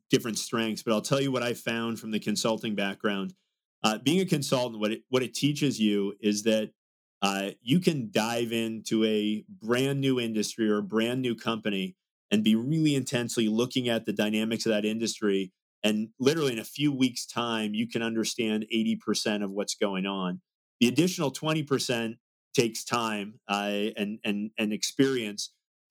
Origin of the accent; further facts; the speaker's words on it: Salem, Massachusetts, United States; I grew up in Salem, Massachusetts